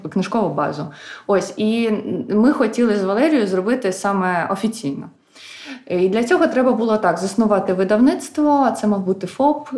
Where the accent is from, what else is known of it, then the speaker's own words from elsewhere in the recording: Khmelnytskyi, Khmelnytskyi Oblast, Ukraine; moved away as an adult; now in Kyiv, Ukraine; я сама з Хмельницького